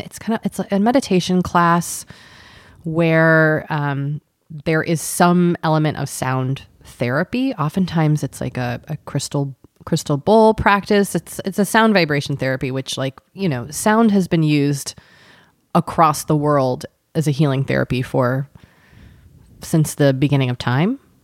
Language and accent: English; Boston, Massachusetts, United States; moved away; also born or lived in Southern California (near Disneyland); growing up in Boston